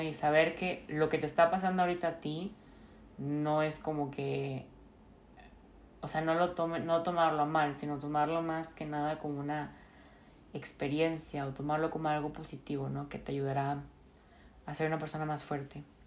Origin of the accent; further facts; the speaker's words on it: Monterrey, Nuevo León, Mexico; now in Bern, Switzerland; soy originaria de Monterrey, Nuevo León